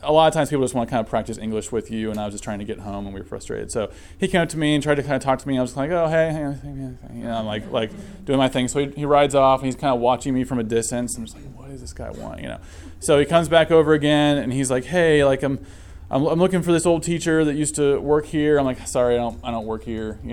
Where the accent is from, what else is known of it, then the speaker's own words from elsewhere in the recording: Ohio, United States; moved away as an adult; also born or lived in China; I grew up in the Church of Christ in Ohio, very conservative